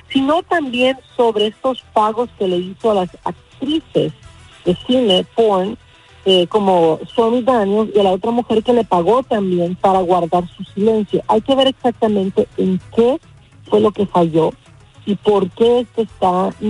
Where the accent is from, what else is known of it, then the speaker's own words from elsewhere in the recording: Honduras; Yo como hondureña me atreví a decir que yo creía que esto era un juego político que se empezó a armar en Honduras